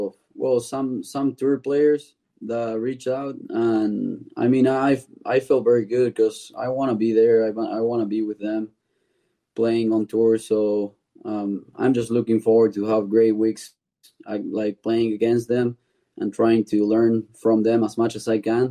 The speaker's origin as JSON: {"language": "English", "region": "Buenos Aires", "country": "Argentina", "moved": "as an adult", "said": "I'm from Buenos Aires"}